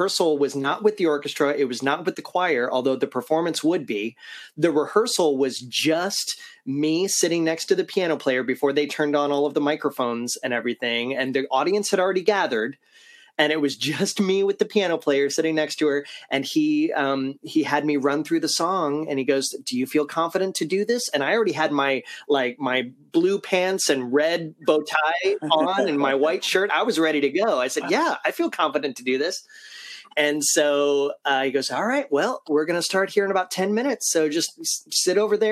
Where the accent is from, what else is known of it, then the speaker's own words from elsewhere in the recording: Ohio, United States; now in Central Florida, United States; I was growing up in Ohio